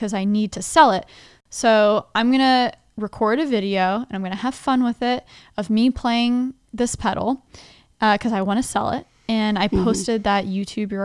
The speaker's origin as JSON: {"language": "English", "town": "Dallas", "region": "Texas", "country": "United States", "tie": "born or raised there", "also_born_or_lived": "Nashville, Tennessee", "moved": "as an adult", "said": "I grew up in Dallas, Texas, first 20 years of my life"}